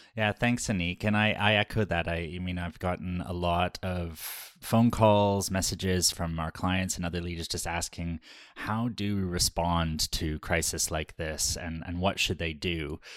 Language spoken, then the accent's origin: English; Canada; We are Canadian, but we are Ukrainian Canadian